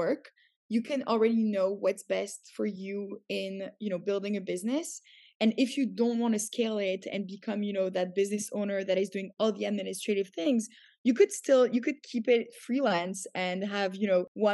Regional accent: Canada; moved away as an adult; also born or lived in Paris, France / New York, United States; now in Tel Aviv, Israel; I grew up in Canada. So when I was 7, I moved there.

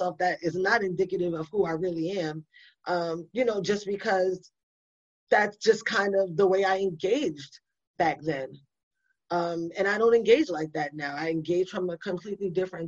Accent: New York City, New York, United States; moved away; also born or lived in Buffalo, New York / Orlando, Florida / Kansas City; I'm from New York City. I'm from the Bronx

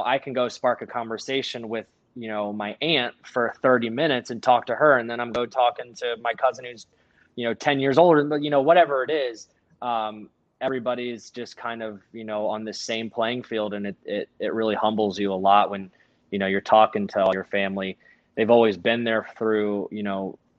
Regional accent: Frederick, Maryland, United States; now in Ohio, United States; I am from Maryland and, born and raised there, and someday we'll end up there

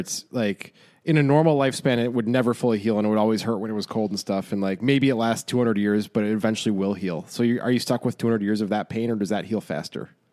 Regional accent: Chicago, Illinois, United States; I grew up in Chicago

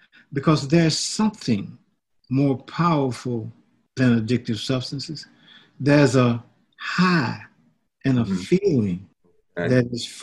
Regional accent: Griffin, Georgia, United States; moved away as an adult; now in Washington, D.C., United States; I was born in Griffin, Georgia in 1948. I moved to the District of Columbia in 1966, and I've been here since

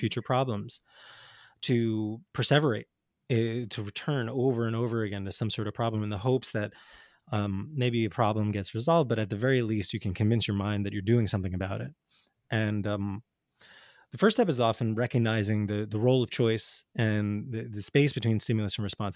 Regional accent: New Jersey, United States; I grew up in North Jersey in the eighties and nineties

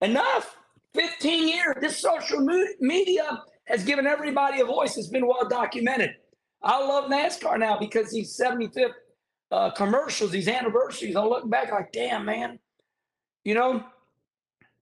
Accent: St. Louis, Missouri, United States; in my day in St. Louis, Missouri

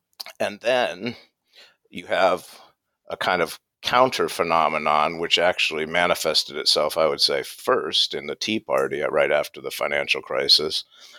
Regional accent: United States; accent: American; now in United Kingdom; I can tell by my accent I'm American, but I've taught in England for about 10 years.

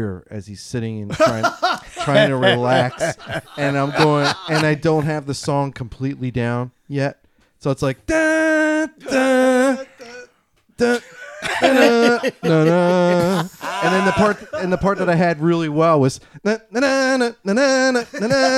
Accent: Philadelphia, Pennsylvania, United States; 17th and Oregon.

